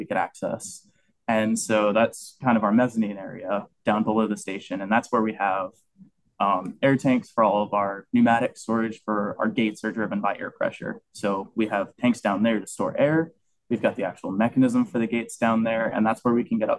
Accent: Orlando, Florida, United States; I grew up born and raised in Orlando

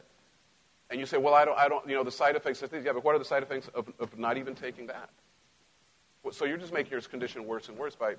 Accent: Mexico; now in United States; I grew up in Mexico

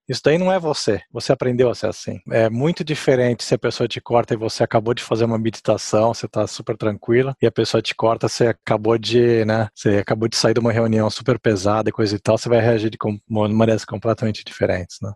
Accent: São Paulo, Brazil; moved away as an adult; also born or lived in Japan / Italy / England; now in United States; nasci no Brasil, fui cre cresci lá em São Paulo

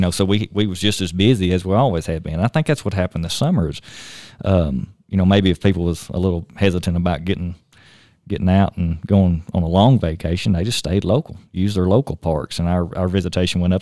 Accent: Tennessee, United States; moved away as an adult; now in Shoshoni, Wyoming, United States; born and raised in Tennessee. Grew up hunting and fishing on a small farm down there

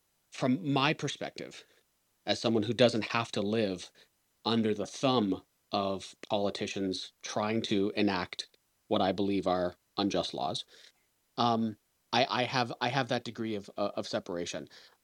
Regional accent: Canada; as a Canadian

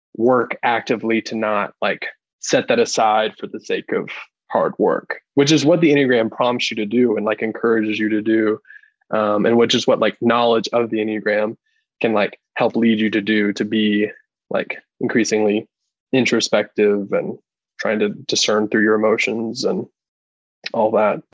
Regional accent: Athens, Georgia, United States; I'm an Athens, a native Athenian, and lived here my

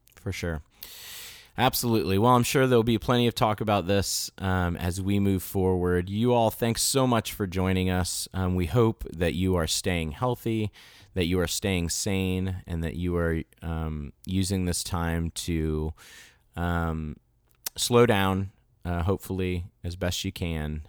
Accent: United States; also born or lived in Florida

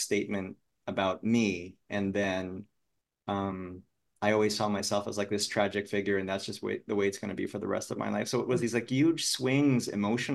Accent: Philippines; moved away; growing up in the Philippines

